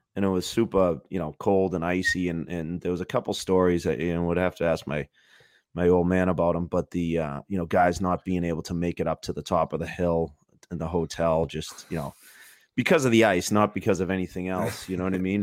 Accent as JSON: {"language": "English", "town": "Boston", "region": "Massachusetts", "country": "United States", "tie": "born or raised there", "said": "growing up in Boston"}